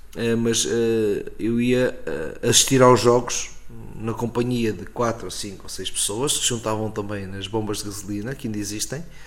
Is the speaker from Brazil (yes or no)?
no; Coruche, Ribatejo, Portugal; moved away; also born or lived in Lisbon; Rio Ribatejo é a zona onde eu nasci e com certeza estou marcado por, por várias uh, características do Rio Ribatejano.